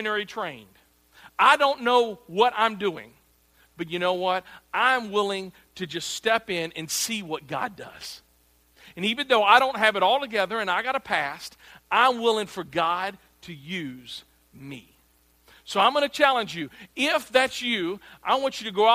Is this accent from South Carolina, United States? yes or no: no; Arkansas, United States; I'm from Arkansas